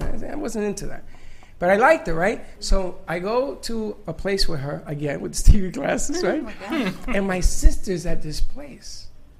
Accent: New York City, New York, United States; I'm from the Bronx, honey.

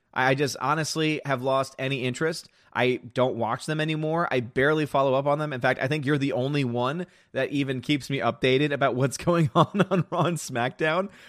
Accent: the South, United States; I'm from the South

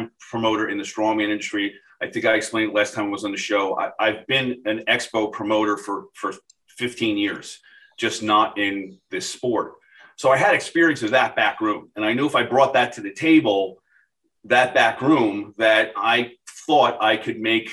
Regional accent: Boca Raton, Florida, United States; my hometown here in Boca

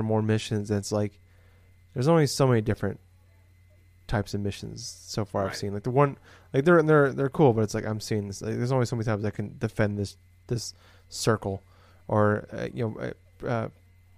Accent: Des Moines, Iowa, United States; I'm from Des Moines, it's the biggest city in Iowa

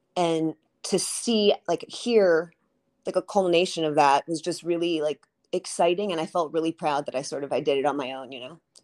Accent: New York City, New York, United States; my dad had a nightclub growing up in Manhattan on thirtieth Street

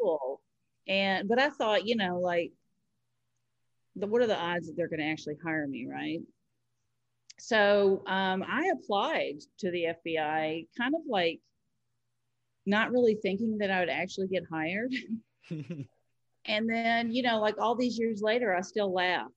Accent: Nashville, Tennessee, United States; moved away as an adult; now in Chicago, United States; I'm from, born and raised in Nashville

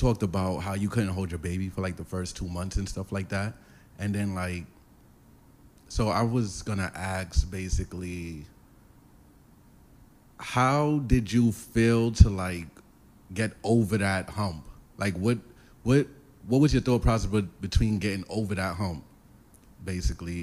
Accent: New York City, New York, United States; I'm from Brooklyn

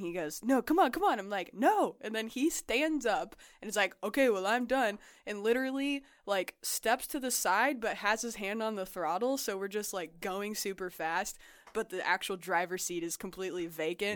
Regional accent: Las Vegas, Nevada, United States; I grew up in Las Vegas.

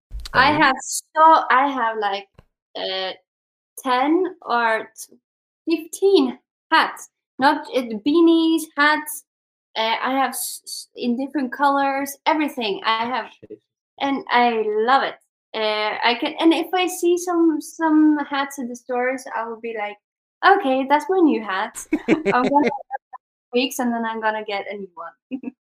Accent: Sweden; English is a second language; I would actually say personally the Netherlands, because I'm from Sweden, he's from the Netherlands.

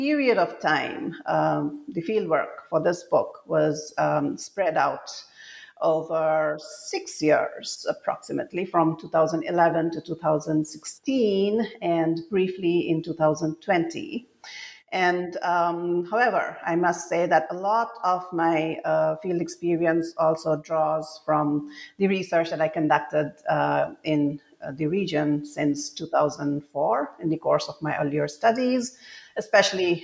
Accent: Assam, India; moved away as an adult; when I was growing up in Assam, and most of I grew up here during the conflict years, and then I spent most of my adult life away from home

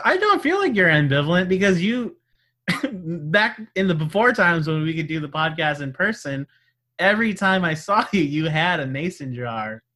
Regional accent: California, United States; That's my home state

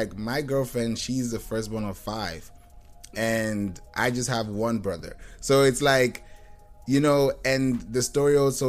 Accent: Kenya; my parents are both pastors. You know, we grew up in Kenya, but we're Nigerian.

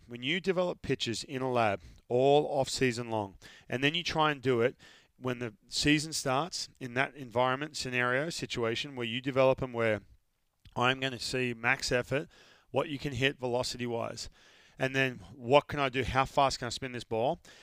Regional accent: Australia; moved away; I'm from Australia. We all live out in the sun

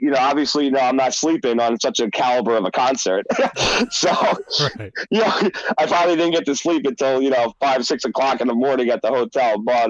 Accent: San Francisco, California, United States; as I mentioned, I'm from California, particularly San Francisco.

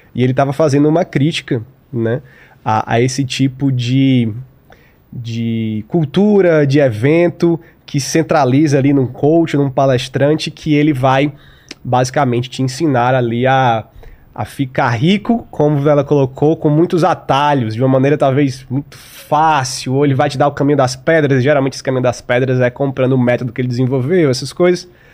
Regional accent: Fortaleza, Ceará, Brazil; sou de Fortaleza, Terra Boa

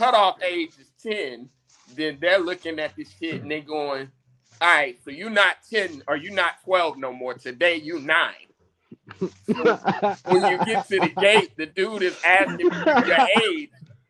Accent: Indianapolis, Indiana, United States; I'm from Indianapolis.

